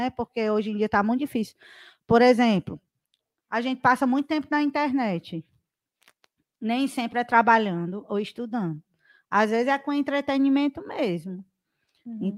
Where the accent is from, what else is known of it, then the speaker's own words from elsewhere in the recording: Ceará, Brazil; Sou cearense meio.